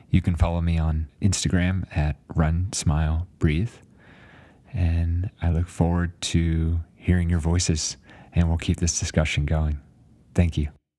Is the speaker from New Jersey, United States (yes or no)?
yes; New Jersey, United States; moved away as an adult; also born or lived in Alaska; now in Flagstaff, United States; after growing up in New Jersey